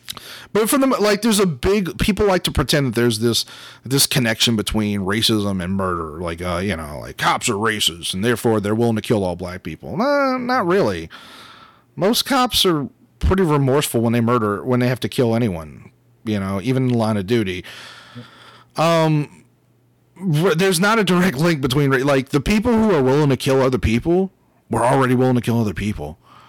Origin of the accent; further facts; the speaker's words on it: Louisiana, United States; And, like, look, we're We're from Southern Louisiana.